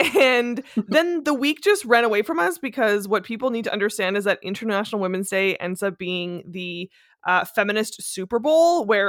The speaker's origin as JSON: {"language": "English", "country": "Canada", "said": "as a Canadian feminist"}